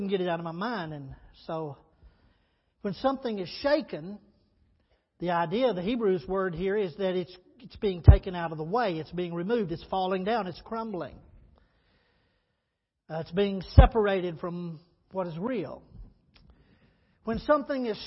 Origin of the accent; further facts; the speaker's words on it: Texas, United States; growing up in Texas